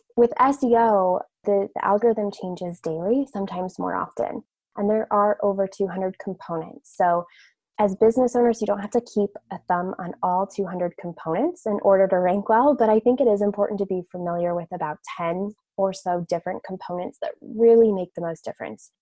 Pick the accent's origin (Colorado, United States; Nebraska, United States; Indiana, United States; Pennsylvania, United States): Indiana, United States; Westfield; I grew up in Westfield, Indiana, which is just north of Indianapolis, about 20 minutes in the Midwest. So I am a Midwestern girl.